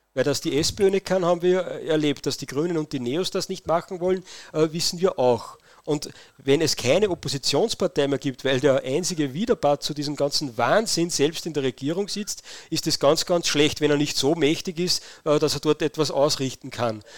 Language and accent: German; Linz, Upper Austria, Austria; bei uns in Linz